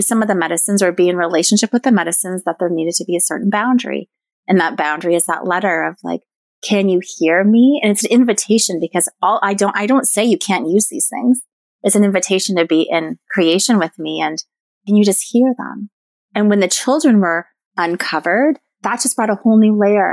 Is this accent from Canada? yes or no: yes; Newmarket, Ontario, Canada; also born or lived in Cape Croker First Nation; I was raised in Newmarket, Ontario